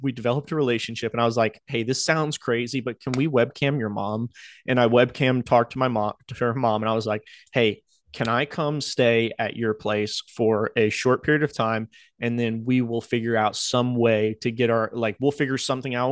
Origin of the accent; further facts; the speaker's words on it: Outer Banks, North Carolina, United States; moved away; I grew up in North Carolina on the Outer Banks.